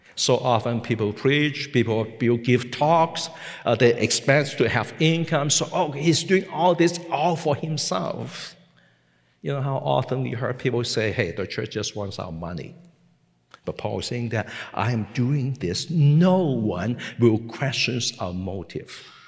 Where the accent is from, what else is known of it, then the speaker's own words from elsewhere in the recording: Hong Kong; English is a second language; moved away as an adult; also born or lived in Macau; I was born and I grew up in Hong Kong